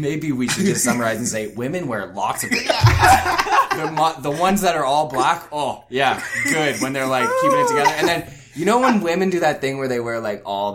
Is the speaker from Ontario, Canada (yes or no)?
yes; Ottawa, Ontario, Canada; now in Toronto, Canada; I'm from Ottawa